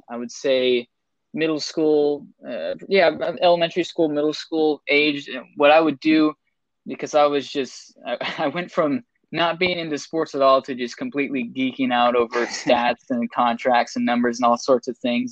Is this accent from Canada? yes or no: no; Seattle, Washington, United States; I'm originally from Seattle